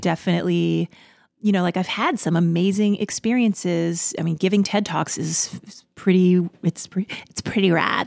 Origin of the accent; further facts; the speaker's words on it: New York City, New York, United States; I'm from Queens